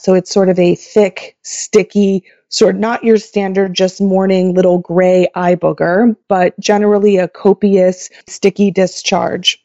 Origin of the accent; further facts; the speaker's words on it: Oklahoma, United States; moved away as an adult; also born or lived in Kansas / Michigan / Pennsylvania; now in Levittown, United States; I was born and raised in Oklahoma